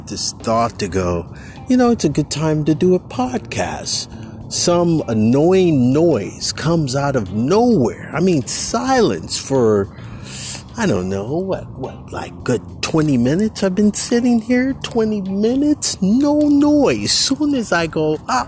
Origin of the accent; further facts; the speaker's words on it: Bay Area, California, United States; moved away as an adult; here I am in 2021, back in my hometown, and everything is like totally changed.